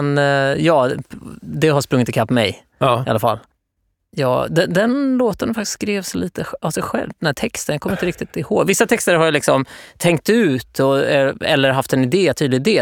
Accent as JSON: {"language": "Swedish", "town": "Norrköping", "region": "Östergötland", "country": "Sweden", "said": "Jag kommer från Norrköping"}